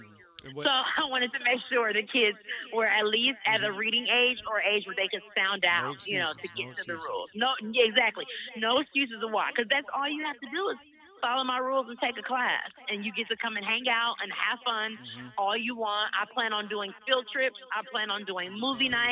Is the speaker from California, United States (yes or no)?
yes; Oakland, California, United States; moved away as an adult; now in Georgia, United States; I am from Oakland, California, born and raised